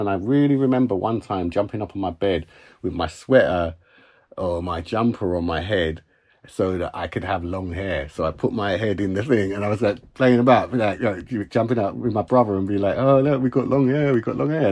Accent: Uxbridge, London, United Kingdom; also born or lived in Hammersmith, London; So I was born in Hammersmith, West London, but when I was about three, my mum and dad moved to Uxbridge

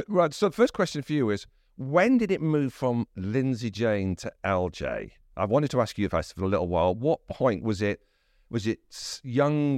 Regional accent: South Wales, United Kingdom; I come from South Wales

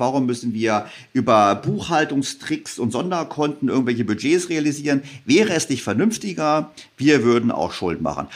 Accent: Germany; wir Deutsche

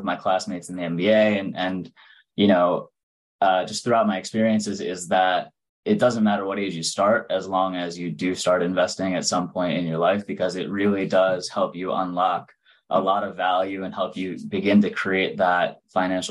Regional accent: Long Island, New York City area, United States; I'm originally from the New York City area, from out on Long Island. So I've lived here my whole life.

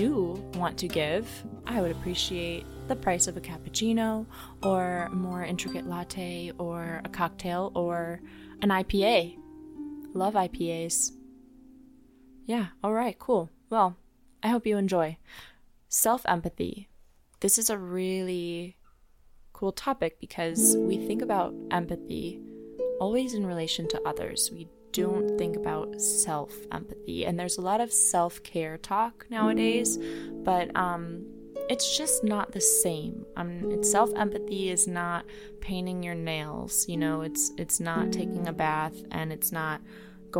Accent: Midwest, United States; we're all from the Midwest

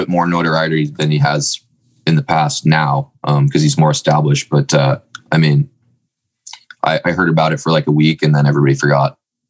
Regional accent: Oregon, United States; also born or lived in Winter Park, Florida; we're from Oregon.

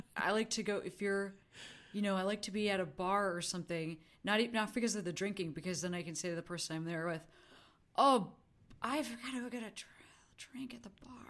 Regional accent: Chicago, Illinois, United States; moved away; also born or lived in Vancouver; I'm from Chicago

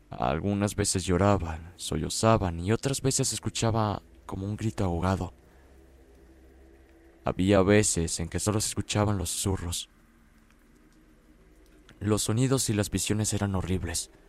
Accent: Cuautla, Morelos, Mexico; Soy de Cuautla, Morelos.

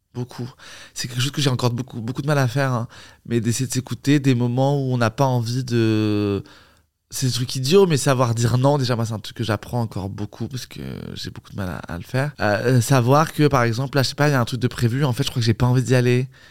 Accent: Paris, Île-de-France, France; je suis né à Paris

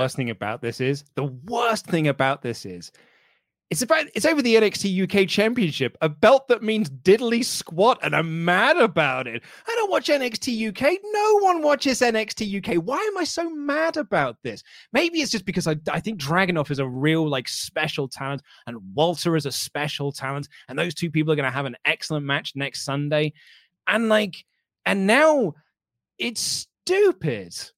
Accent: United Kingdom; I'm a British man

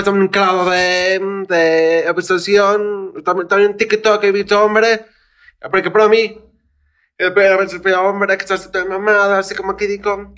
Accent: Mexico; soy mexicano

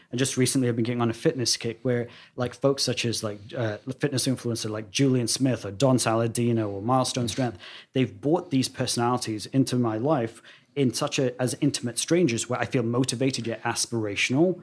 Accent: London, United Kingdom; now in United States; I was this boy born and raised in Wembley

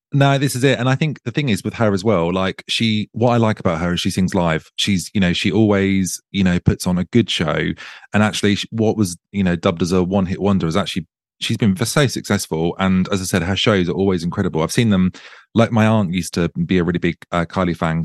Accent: Suffolk, East of England, United Kingdom; moved away as an adult; now in Brighton, United Kingdom; I'm originally from Suffolk and um, me and my husband moved here last November

